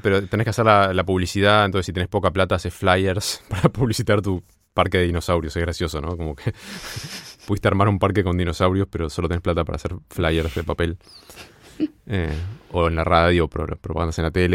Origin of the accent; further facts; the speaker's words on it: Buenos Aires, Argentina; moved away; also born or lived in United States; tiene mi mismo acento y sabemos dónde queda Cabildo Juramento